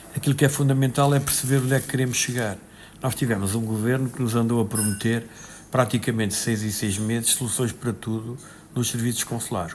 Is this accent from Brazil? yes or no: no; Castelo Branco, Portugal; Eu sou de Castelo Branco